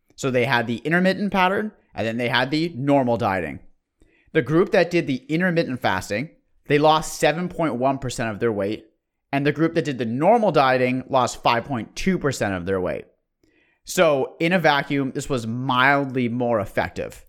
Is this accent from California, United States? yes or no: yes; Bay Area, California, United States; We're from the Bay Area